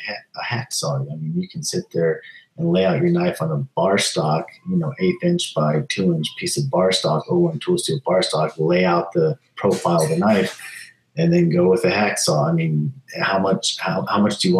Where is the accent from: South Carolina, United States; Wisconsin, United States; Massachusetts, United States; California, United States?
California, United States; I actually am. I was born in California when I was two